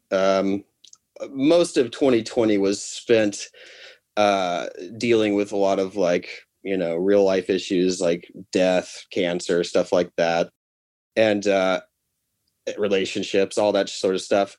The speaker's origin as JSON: {"language": "English", "town": "Nashville", "region": "Tennessee", "country": "United States", "tie": "born or raised there", "said": "people you and I know from high school or from growing up in Nashville"}